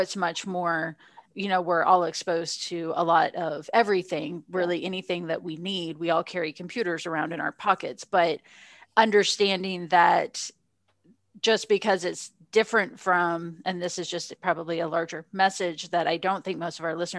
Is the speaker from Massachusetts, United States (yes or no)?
no; Texas, United States; I grew up living in Texas